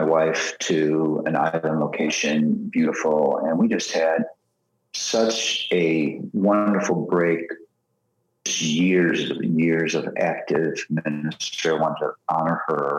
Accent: Philadelphia, Pennsylvania, United States; I'm from Philly

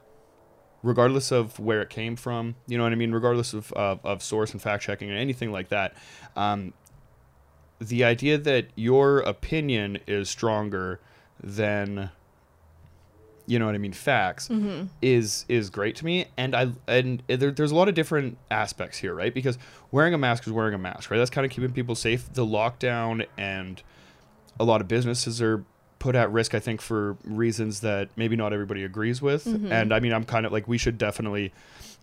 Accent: Canada; I'm also from Canada too

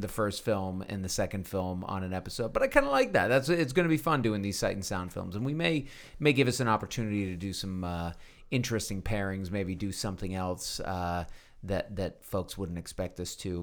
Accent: Texas, United States; As a Texan

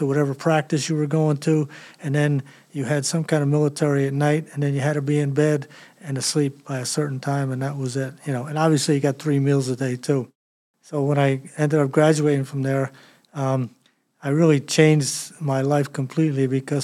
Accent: Philadelphia, Pennsylvania, United States; I was born in Philadelphia, the youngest of four boys.

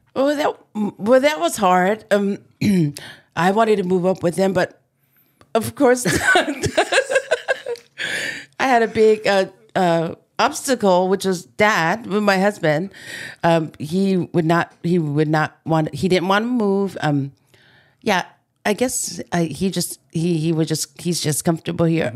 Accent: Maili, Hawaii, United States; I grew up in Waianae, s, um, actually Maili

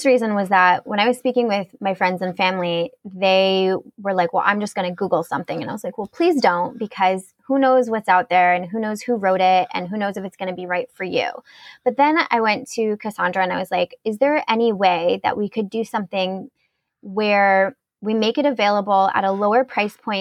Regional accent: United States; I'm like an American

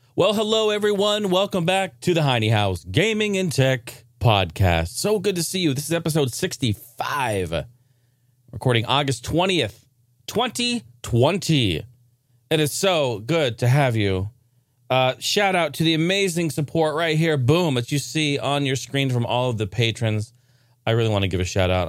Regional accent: Oregon, United States; Not necessarily my stomping grounds, but my, my home state

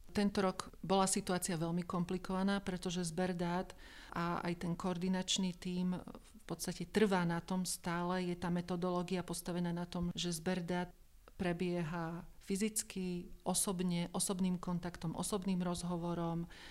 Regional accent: Slovakia; som zo Slovenska

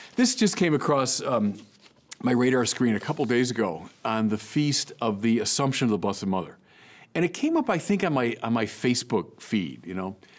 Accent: United States; as an American

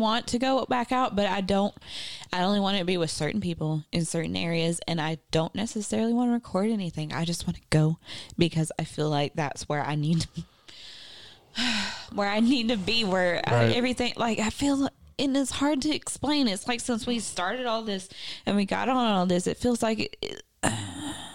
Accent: Southwest Arkansas, United States; I'm from Southwest Arkansas, where it's like, shoot first and ask questions later

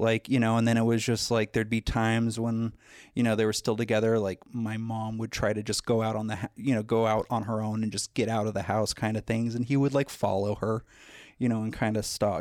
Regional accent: Los Angeles, California, United States; I was born in the San Fernando Valley

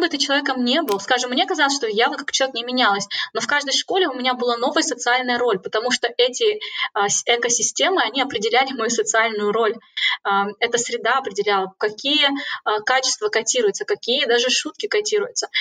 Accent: Kazakhstan; moved away as an adult; now in Cambridge, United Kingdom; я уехала из Казахстана

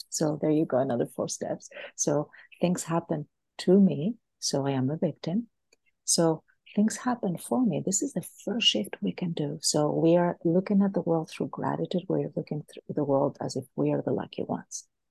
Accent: Greece; moved away; also born or lived in United States / Boston / California; I am originally from Greece

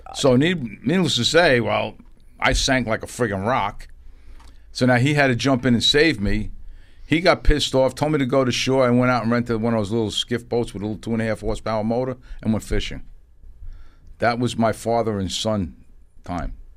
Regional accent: New York City, New York, United States; I grew up in the East Bronx in a project called Eden Wall Projects

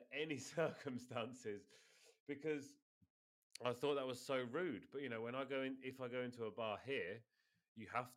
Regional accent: United Kingdom; moved away as an adult; now in Spain; being British, coming over here

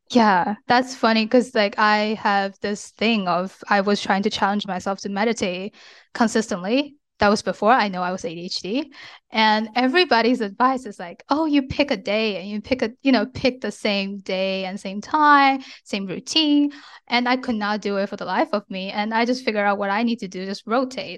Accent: China; moved away as an adult; now in United States; I grew up in China and I moved to the States when I was 17 for college, and I've since lived and worked here

